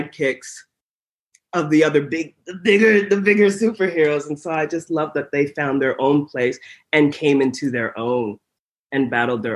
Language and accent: English; Ottawa, Ontario, Canada; I grew up in Ottawa, Ontario, Canada